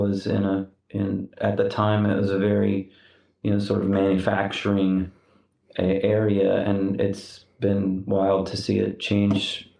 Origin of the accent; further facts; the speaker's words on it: Austin, Texas, United States; now in Brooklyn, United States; I was born in Austin, Texas